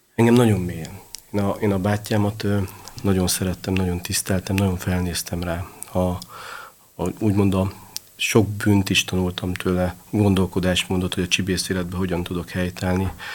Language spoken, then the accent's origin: Hungarian; Budapest, Hungary; az utcán, a hetedik kerületben nőttem föl